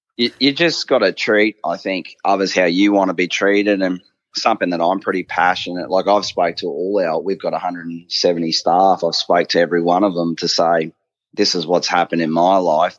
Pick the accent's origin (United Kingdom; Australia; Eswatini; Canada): Australia; Bundaberg, Queensland; I grew up in Bundaberg